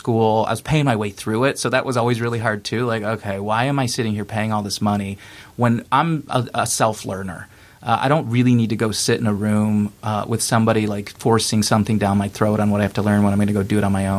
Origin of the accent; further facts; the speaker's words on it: Detroit, Michigan, United States; I grew up in Metro Detroit